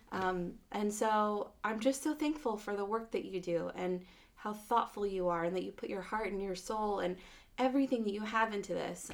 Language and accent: English; Phoenix, Arizona, United States; I was born in Phoenix